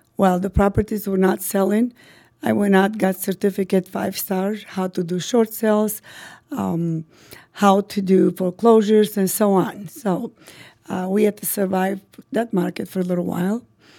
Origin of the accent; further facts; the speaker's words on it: North Macedonia; English is a second language; moved away as an adult; also born or lived in Albania; now in United States; I'm originally Albanian. My family is all from Albania. I was born and raised in northern Macedonia.